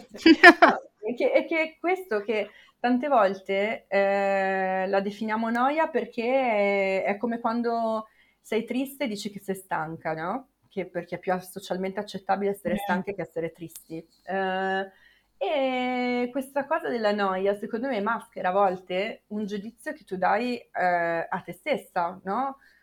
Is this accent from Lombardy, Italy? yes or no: yes; Milan, Lombardy, Italy; io per esempio sono cresciuta a Milano